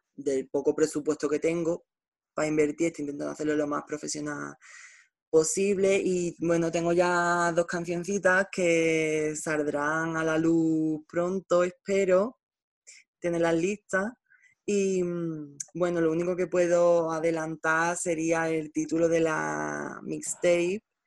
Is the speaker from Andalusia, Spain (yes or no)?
yes; Nerva, Andalusia, Spain; estoy en Nerva, en mi pueblo